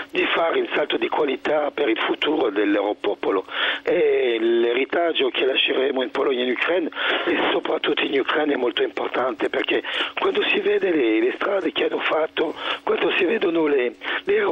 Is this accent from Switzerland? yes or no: yes; Switzerland; sono, sono, svizzero.